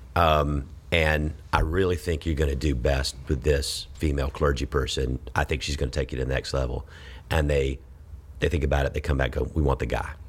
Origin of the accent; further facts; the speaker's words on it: Georgia, United States; moved away as an adult; now in Texas, United States; I grew up in Georgia